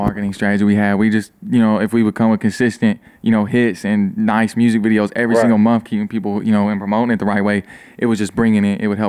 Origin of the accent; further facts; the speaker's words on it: Clay City, Kentucky, United States; I'm from Powell County, which is like 45 minutes down the road.